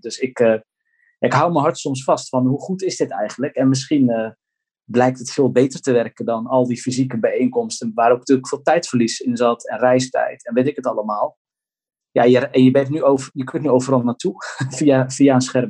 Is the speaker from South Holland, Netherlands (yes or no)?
yes; Gouda, South Holland, Netherlands; ik kom dan uit Gouda